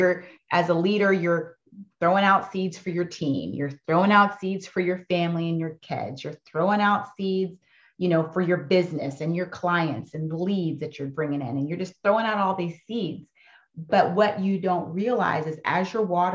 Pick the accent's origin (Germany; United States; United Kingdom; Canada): United States; Fayetteville, North Carolina; my childhood growing up in Fayetteville, North Carolina was pretty amazing